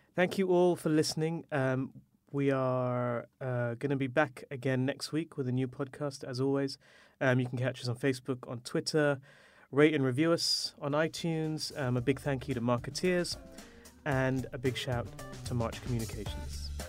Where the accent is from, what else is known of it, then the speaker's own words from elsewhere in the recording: India; as an Indian man